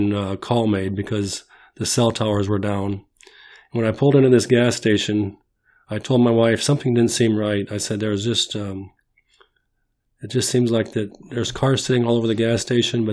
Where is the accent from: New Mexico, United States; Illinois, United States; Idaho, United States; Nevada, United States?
Illinois, United States; Bloomington; also born or lived in Mackinaw, Illinois; We moved from Mackinac, Illinois to Bloomington, Illinois in 1961.